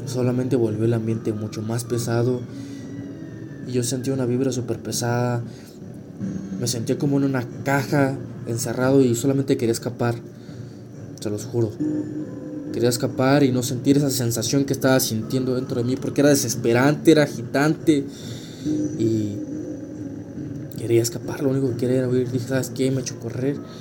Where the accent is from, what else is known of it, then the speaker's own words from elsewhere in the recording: Querétaro, Mexico; yo soy de Querétaro